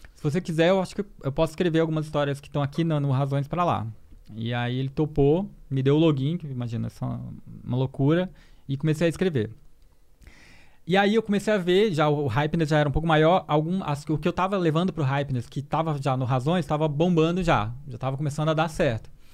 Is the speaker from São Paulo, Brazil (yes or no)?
no; Porto Velho, Rondônia, Brazil; also born or lived in Maranhão; Sou do Maranhão, é nasci do Maranhão e cresci em Rondônia, em Porto Velho